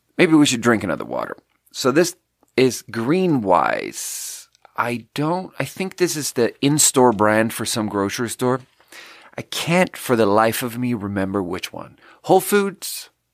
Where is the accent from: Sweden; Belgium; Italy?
Sweden; moved away; I happen to be born in Sweden